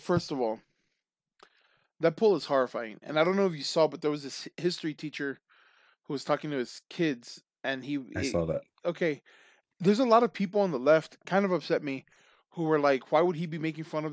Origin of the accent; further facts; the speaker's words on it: United States; we're American